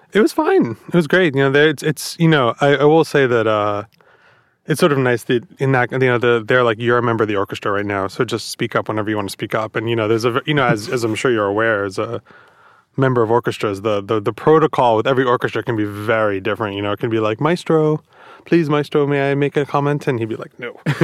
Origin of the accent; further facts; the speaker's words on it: Long Island, New York, United States; I grew up on Long Island